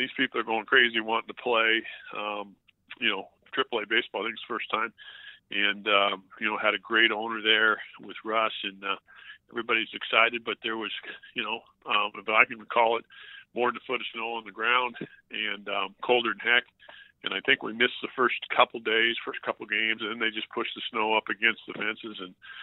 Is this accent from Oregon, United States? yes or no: yes; Oregon, United States; moved away; I grew up in Oregon.